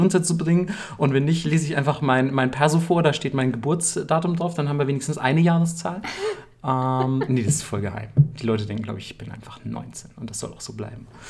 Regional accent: Bavaria, Germany; ich komme aus Bayern

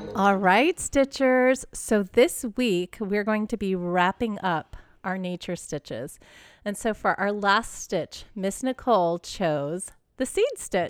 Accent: Texas, United States; now in Southern California, United States; I grew up in Texas

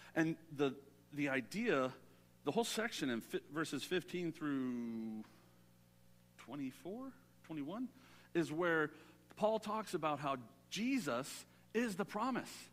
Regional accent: Southern California, United States; I'm a city boy. I grew up in Southern California.

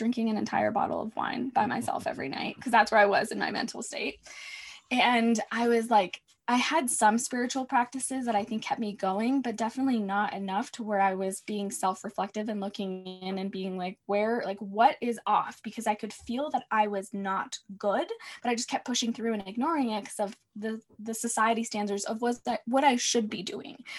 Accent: United States; also born or lived in Mexico; I was brought to the States as a baby. So I've been here my whole life

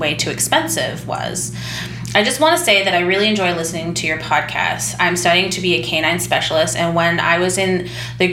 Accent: Indiana, United States; I'm from Indiana

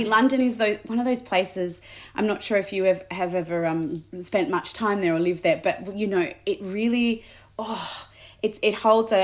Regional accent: Sydney, New South Wales, Australia; I grew up in Balmain and now I still live there.

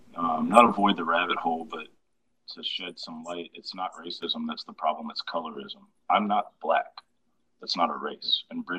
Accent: Georgia, United States; So I'm from Georgia.

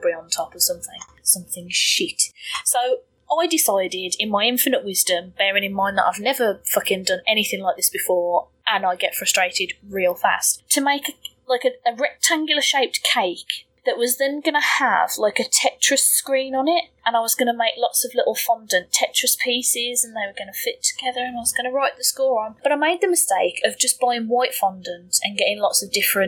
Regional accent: United Kingdom; being British

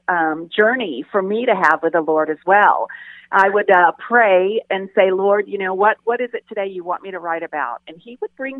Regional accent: Las Vegas, Nevada, United States; growing up in Las Vegas

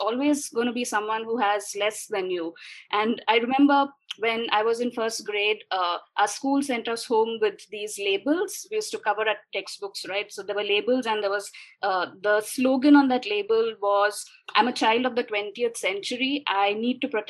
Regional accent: Pune, Maharashtra, India; also born or lived in United States; So I grew up in Pune, where I am right now

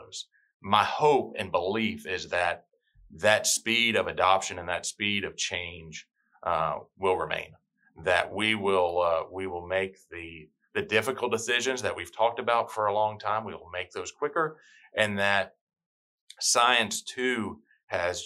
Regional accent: Tennessee, United States; moved away as an adult; also born or lived in Alabama / Birmingham, Alabama; now in Hilton Head Island, United States; I'm born and raised in Tennessee. I'm a Southern boy.

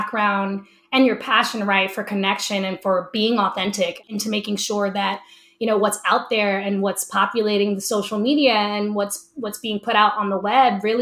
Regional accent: Camden, New Jersey, United States; my hometown of Camden, New Jersey

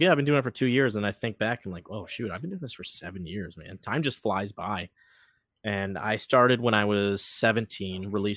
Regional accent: Port Huron, Michigan, United States; I grew up in Port Huron, Michigan, born and raised. And been here my entire life

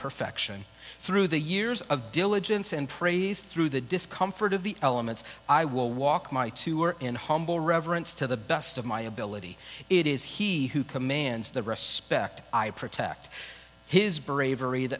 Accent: United States; I have as an American

